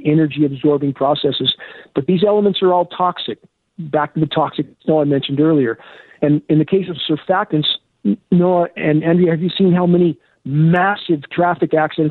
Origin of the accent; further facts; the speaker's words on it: San Gabriel Mountains, California, United States; I grew up in snow in the San Gabriel Mountains.